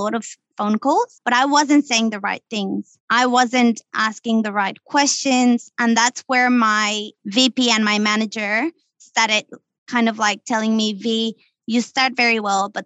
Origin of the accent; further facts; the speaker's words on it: Mexico; moved away as an adult; I come from Mexico, right? I came here. I didn't know anyone